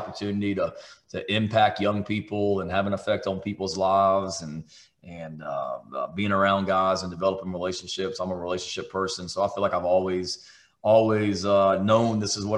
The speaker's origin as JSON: {"language": "English", "town": "Charleston", "region": "South Carolina", "country": "United States", "tie": "born or raised there", "said": "I was born in this state. I was born in Charleston, South Carolina."}